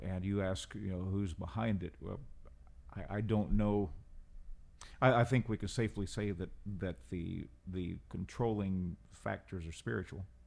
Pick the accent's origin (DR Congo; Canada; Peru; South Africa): Peru; accent: Peruvian; also born or lived in Central America / Portland, Oregon; now in San Antonio, United States; I was born in Peru, uh, over half a century ago.